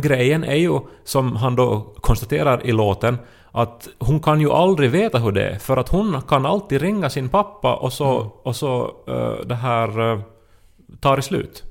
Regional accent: Esse, Ostrobothnia, Finland; moved away as an adult; also born or lived in Turku; i Österbotten, alltså hemma i Esse

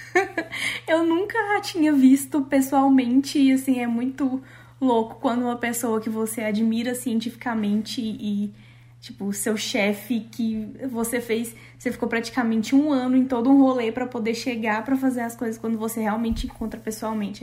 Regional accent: Brazil; moved away as an adult; now in Canada

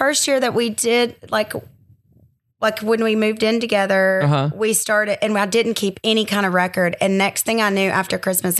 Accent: Conway, Arkansas, United States; I'm from Conway.

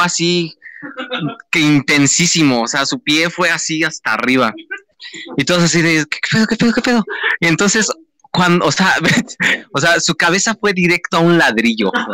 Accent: State of Mexico, Mexico; somos del Estado de México

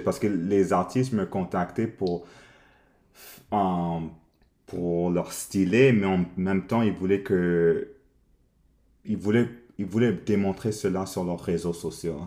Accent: Montreal, Quebec, Canada; Non, je suis né ici à Montréal. Alors, ouais, j'ai, grandi ici à Montréal.

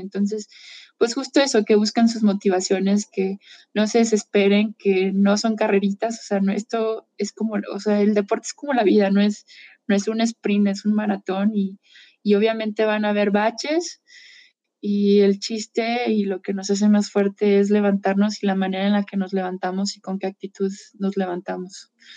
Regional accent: Mexico; soy mexicana

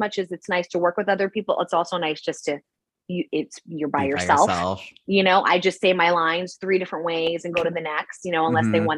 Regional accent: New York, United States; accent: New York; now in California, United States; I am Irish, Italian, Dominican from New York, but I live out in California

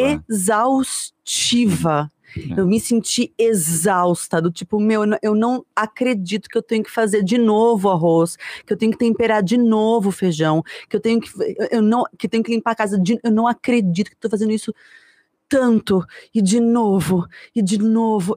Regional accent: São Paulo, Brazil; eu saí do Morumbi para ir morar no centro

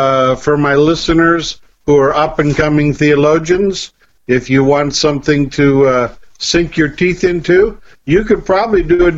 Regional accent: Ireland; I'm Irish, and I know a lot about rainbows.

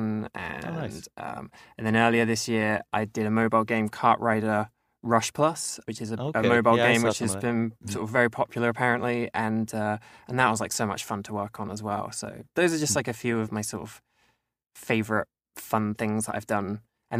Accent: East of England, United Kingdom; So I grew up in a small town in the countryside in Cambridgeshire, which is sort of like to the east of London.

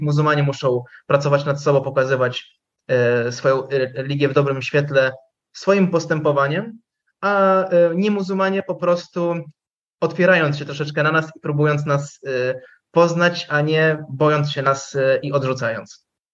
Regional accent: Lublin Voivodeship, Poland; tam u nas na Lubelszczyźnie

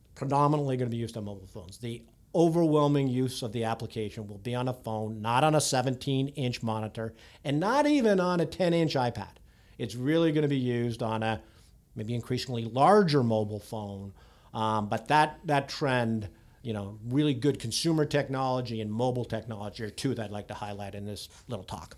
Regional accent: just outside Toronto, Ontario, Canada; moved away as an adult; now in Silicon Valley, United States; born and raised out, just outside, uh, uh, Toronto

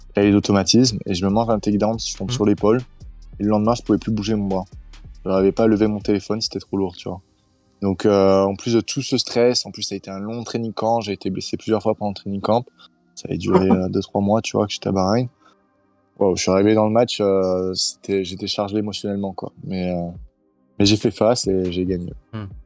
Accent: Nice, Provence-Alpes-Côte d'Azur, France; je suis né à Nice, euh, j'ai grandi à Nice et euh, je vis à Nice.

